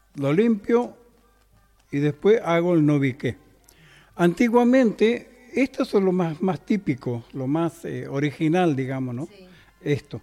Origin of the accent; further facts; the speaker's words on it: Chaco, Argentina; moved away; nosotros somos del, norte, del Chaco